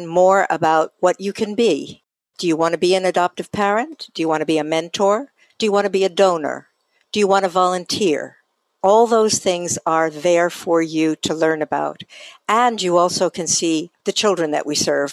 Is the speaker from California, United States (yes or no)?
no; New York, United States; moved away; I come from New York originally